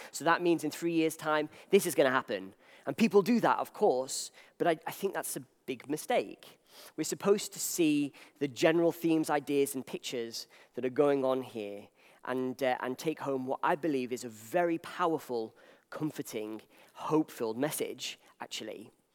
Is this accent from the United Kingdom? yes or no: yes; Wales, United Kingdom; I'm from Wales